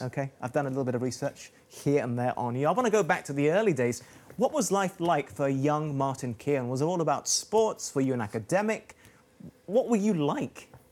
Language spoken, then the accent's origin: English; Malaysia; moved away; also born or lived in Oxford, England; I'm Malaysian, but I got sent to school in Oxford.